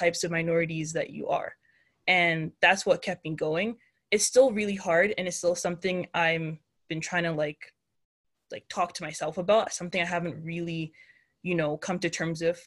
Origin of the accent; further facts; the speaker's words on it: Canada; being a Nigerian Canadian woman